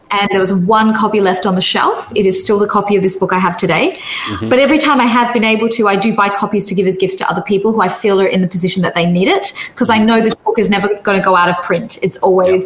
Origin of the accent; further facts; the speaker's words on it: Perth, Western Australia, Australia; my hometown is Perth in Western Australia